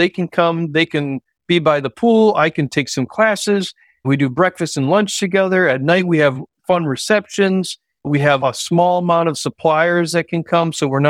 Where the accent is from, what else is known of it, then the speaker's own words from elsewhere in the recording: Kentucky, United States; I'm from Kentucky, this person's from Ohio.